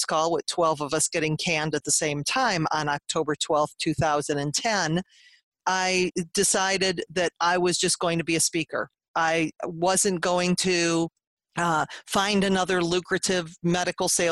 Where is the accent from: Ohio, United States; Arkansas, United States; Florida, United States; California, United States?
Ohio, United States; Cleveland; I'm from Cleveland, Ohio.